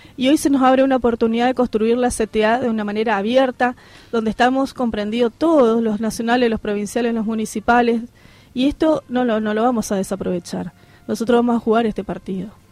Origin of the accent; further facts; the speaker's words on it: Posadas, Misiones, Argentina; Yo soy posadeña, de hecho, pero viví en el interior